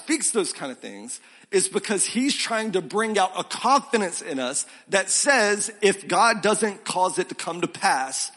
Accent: Milton, Florida, United States; also born or lived in South Carolina; now in Columbia, SC, United States; I grew up in a small town called Milton outside of Pensacola

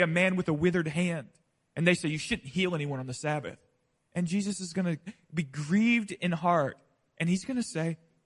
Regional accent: Pensacola, Florida, United States; I grew up in the deep South, right? Deep South. I grew up in Pensacola, Florida.

